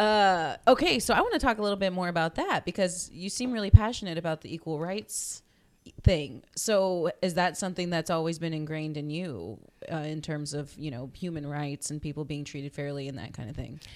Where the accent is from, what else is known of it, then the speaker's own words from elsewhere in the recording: Corpus Christi, Texas, United States; born and raised in Corpus